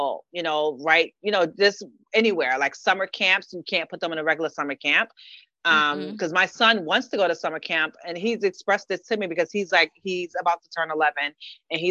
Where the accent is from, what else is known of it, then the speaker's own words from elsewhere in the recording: New York City, New York, United States; moved away as an adult; now in Brooklyn, United States; I'm from the Bronx, born and raised.